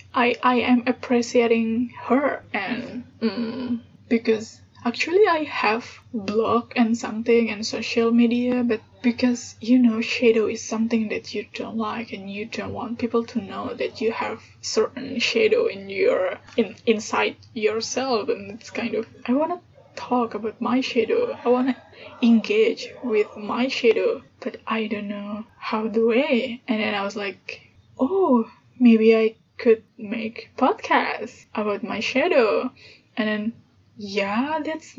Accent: Indonesia; English is a second language; I'm Indonesian. I was born in Indonesia and also I grew up here. And yeah, English is my third language.

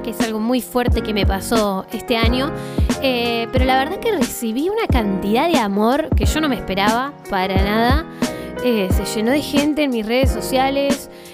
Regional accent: Bariloche, Río Negro, Argentina; soy de Bariloche.

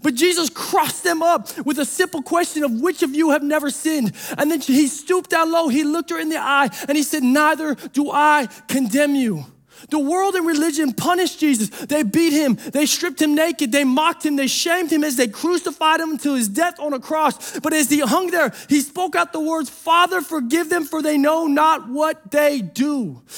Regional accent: Detroit, Michigan, United States; I'm from Detroit.

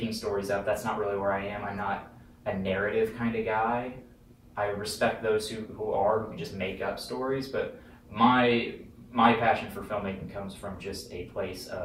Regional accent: Topeka, Kansas, United States; I'm from Kansas City, originally Topeka, Kansas.

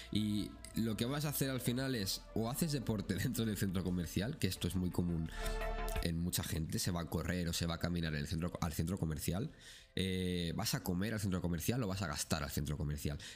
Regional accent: Spain; now in Kuwait; yo que vengo de España, la verdad es que lo, noto bastante.

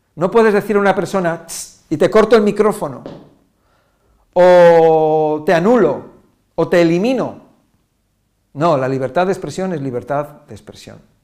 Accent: Spain; Yo soy español

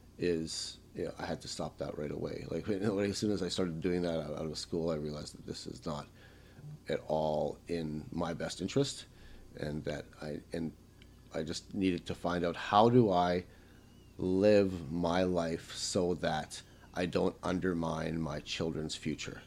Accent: Winnipeg, Manitoba, Canada; English is a second language; also born or lived in Bratislava, Czechoslovakia; I grew up in New Winnipeg in Charleswood.

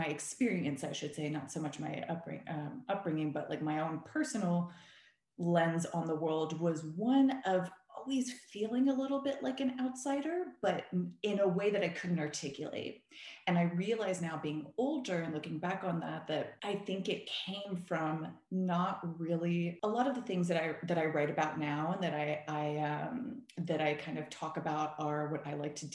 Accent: Seguin, Texas, United States; moved away as an adult; also born or lived in San Antonio, Texas / Austin, Texas; now in Los Angeles, United States; I'm from Seguin, Texas originally

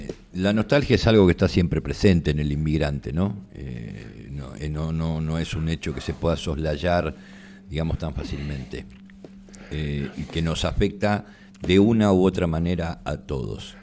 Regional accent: Argentina; entre el 85 y el 90% de su población descendemos de españoles e italianos

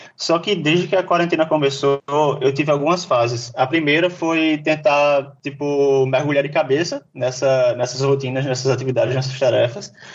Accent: João Pessoa, Paraíba, Brazil; eu sou daqui de João Pessoa

